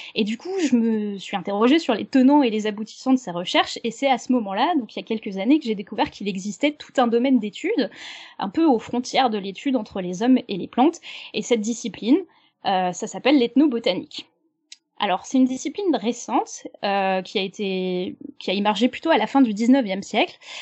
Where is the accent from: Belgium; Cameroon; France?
France; chez nous en France